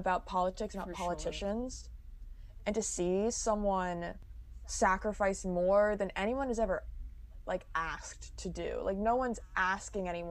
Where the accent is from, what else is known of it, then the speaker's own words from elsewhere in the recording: Georgia, United States; I'm from Georgia